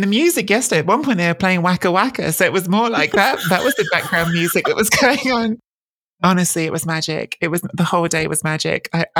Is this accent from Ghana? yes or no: no; Italy; born or raised there; moved away